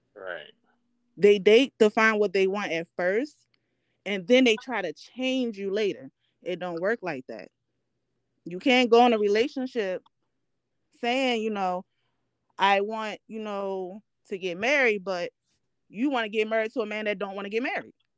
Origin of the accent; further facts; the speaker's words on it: Baltimore, Maryland, United States; now in New York City, United States; I'm from Baltimore, Maryland. I currently live in New York City.